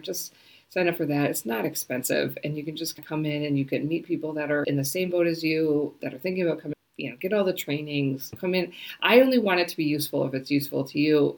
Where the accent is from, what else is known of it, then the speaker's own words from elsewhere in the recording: United States; moved away as an adult; now in New Zealand; I am an American, I am a Kiwi, and so I am actually going to become a citizen this month.